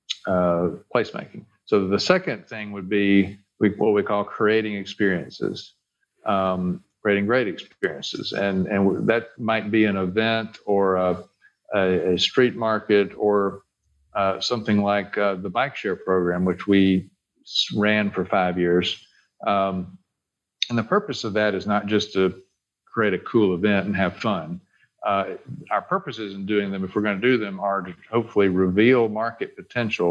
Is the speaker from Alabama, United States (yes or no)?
yes; Bessemer, Alabama, United States; I'm a Birmingham native. I grew up actually in Bessemer on the west side